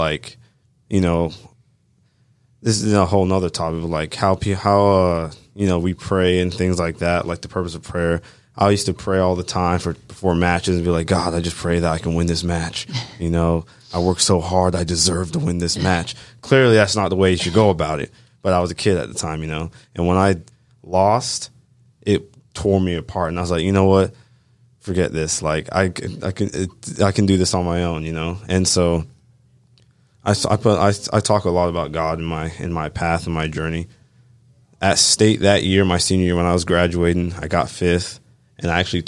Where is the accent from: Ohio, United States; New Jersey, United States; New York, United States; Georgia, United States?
Georgia, United States; Yeah, so I am a straight from Bartow County, you know, completely raised in town.